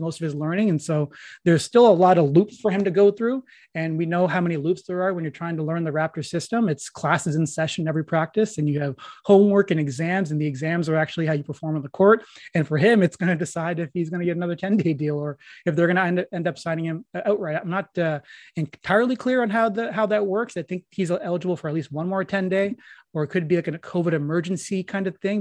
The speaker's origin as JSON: {"language": "English", "town": "Peterborough", "region": "Ontario", "country": "Canada", "tie": "born or raised there", "said": "my hometown of Peterborough"}